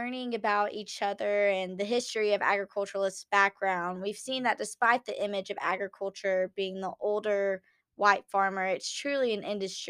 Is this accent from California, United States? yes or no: no; Celeste, Texas, United States; like I said earlier, I'm from Celeste, Texas. So that's a tiny town about an hour northeast of Dallas